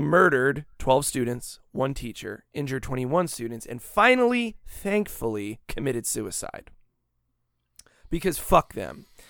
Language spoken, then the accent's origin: English; Daytona Beach, Florida, United States; also born or lived in Van Buren, Maine; I was born in Daytona Beach, Florida, Halifax Hospital